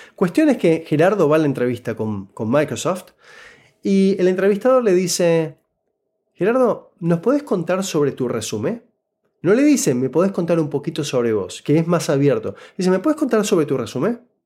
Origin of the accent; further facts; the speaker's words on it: Buenos Aires, Argentina; first language Spanish; moved away as an adult; now in Canada; yo nací y crecí en Buenos Aires, Argentina